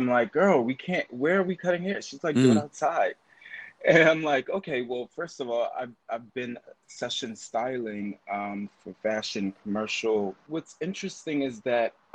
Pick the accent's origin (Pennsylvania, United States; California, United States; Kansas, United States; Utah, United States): Pennsylvania, United States; Philadelphia; now in New York, United States; from Philadelphia